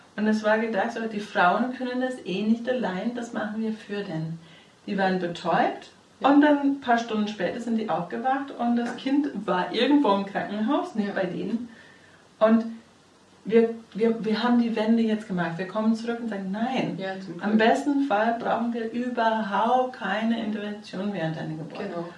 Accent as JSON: {"language": "German", "country": "United States", "moved": "yes", "lives_now": "Germany", "said": "ich bin Amerikanerin"}